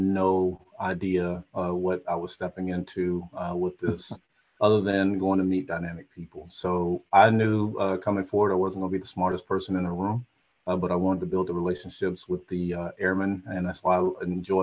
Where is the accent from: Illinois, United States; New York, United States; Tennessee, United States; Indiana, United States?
Tennessee, United States; Chattanooga; moved away; I am from Chattanooga, Tennessee, just 4 hours up the road